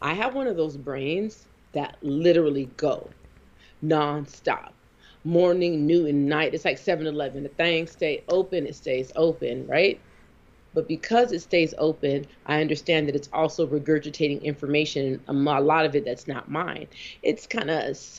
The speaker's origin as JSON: {"language": "English", "region": "the West", "country": "United States", "tie": "born or raised there", "also_born_or_lived": "the South", "moved": "yes", "said": "I was raised on the West"}